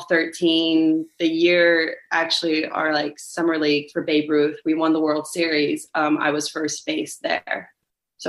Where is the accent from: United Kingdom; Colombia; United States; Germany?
United States; Oviedo, Florida; also born or lived in Orlando; I would like to be able to stay in my hometown.